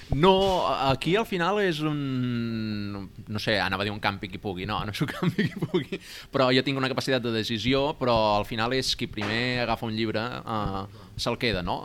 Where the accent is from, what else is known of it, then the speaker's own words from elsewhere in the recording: Barcelona, Catalonia, Spain; also born or lived in Zadar, Croatia; jo vinc, soc aquí de Barcelona